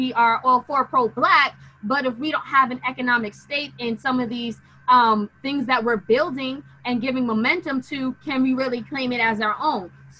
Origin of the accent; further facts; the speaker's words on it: New York City, New York, United States; I grew up in Queens